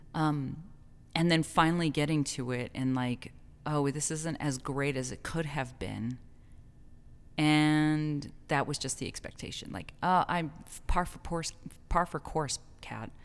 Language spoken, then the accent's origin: English; El Paso, Texas, United States; my hometown